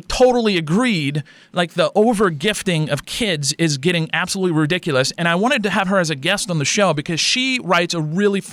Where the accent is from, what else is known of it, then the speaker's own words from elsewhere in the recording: Louisiana, United States; we're from Louisiana.